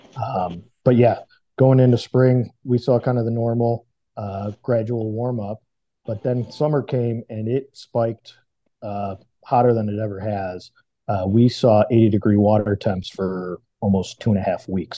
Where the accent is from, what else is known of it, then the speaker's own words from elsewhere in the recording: Washington, United States; I'm from Washington State